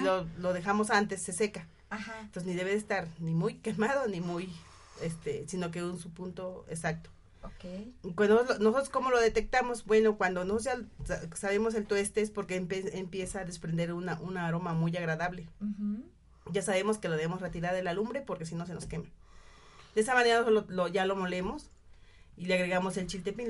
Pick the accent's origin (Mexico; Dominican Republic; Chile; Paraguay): Mexico; Cuetzalan, Puebla; yo vengo de Quetzalan representando a mis compañeras